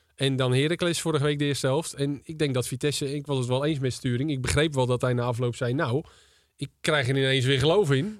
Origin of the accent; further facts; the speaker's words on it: Volendam, North Holland, Netherlands; also born or lived in Leiden; de club is waar ik ben opgegroeid